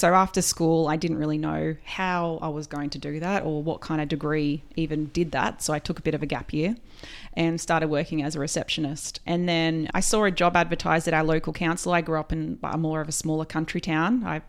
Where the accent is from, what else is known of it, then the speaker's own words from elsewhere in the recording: New South Wales, Australia; also born or lived in London; Down from Tweed Heads.